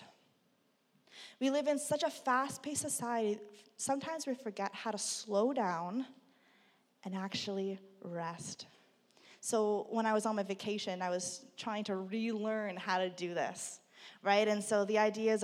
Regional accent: Burlington, Ontario, Canada; growing up in Burlington

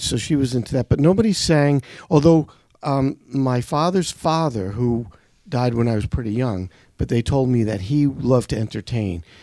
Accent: New York City, New York, United States; I grew up in Brooklyn.

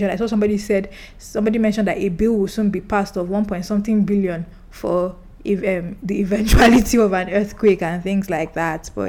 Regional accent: Kogi, Nigeria; But, but I know this because I'm from Kogi State, and yeah.

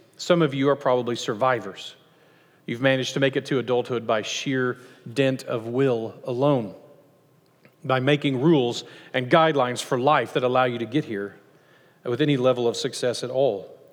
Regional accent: United States; as Americans

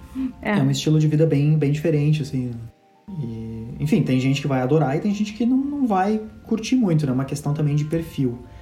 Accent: Brazil; moved away as an adult; also born or lived in Montreal, Canada; A gente nasceu no Brasil

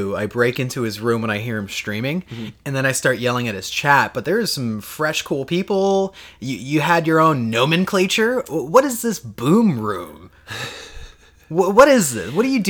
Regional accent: Florida, United States; now in Washington, United States; We moved from the East Coast, where we come from Florida. We moved to Washington, West Coast, if you're unaware of maps.

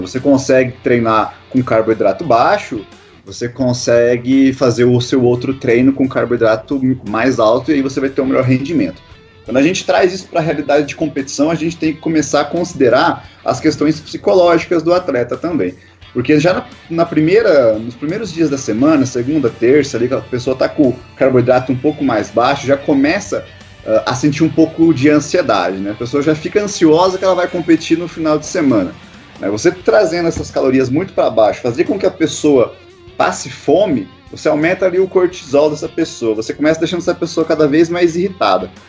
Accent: Guarapuava, Paraná, Brazil; sou aqui de Guarapuava, no interior do Paraná

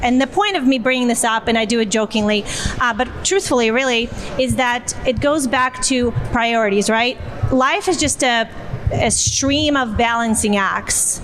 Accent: Siberia, Russia; moved away; my hometown in Siberia

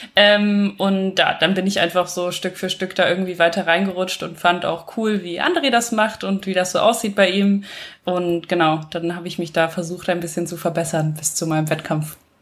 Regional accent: western Germany, Germany; moved away as an adult; now in Vienna, Austria; Ich wohne seit letztem Jahr in Wien, komme eigentlich aus Deutschland, aus dem Westen aus Deutschland

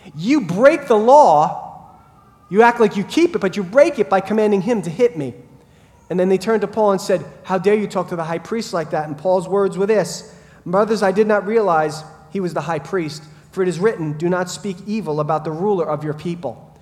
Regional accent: Brentwood, New York, United States; when I was a kid growing up in Brentwood

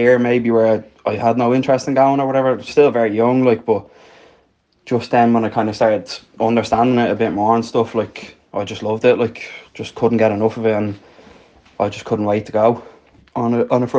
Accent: Dublin, Leinster, Ireland; moved away as an adult; now in Tallaght, Ireland; I'm originally from Pimlico and the Liberties, but living in Aylesby and Tallaght for the past 28 years

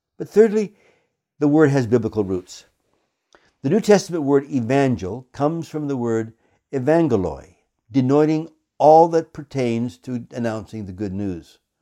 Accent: Canada; I come to this subject as a Canadian

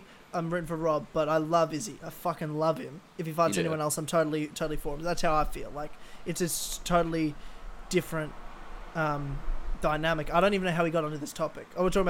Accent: Australia

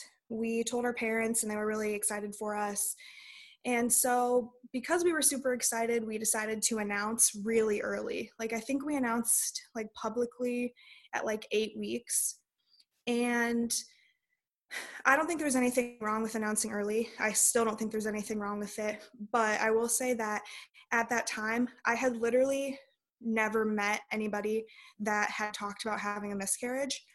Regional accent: Illinois, United States; moved away as an adult; now in North Dakota, United States; we are from Illinois originally, and that's where we met, in just like a really small town.

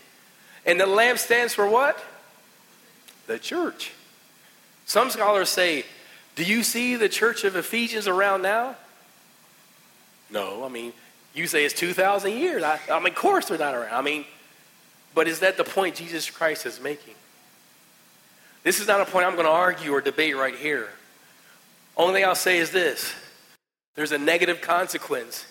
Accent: West Virginia, United States; I'm just trying to say I'm from West Virginia

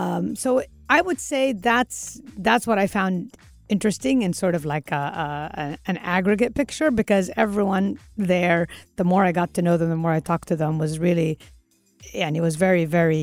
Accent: Kuwait; I explain I came from Kuwait.

